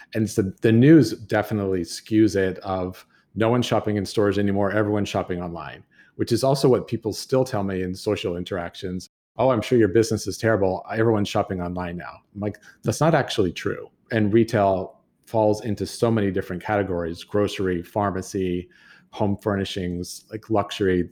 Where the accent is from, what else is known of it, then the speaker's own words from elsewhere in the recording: United States; my grandfather and growing up in Tahoe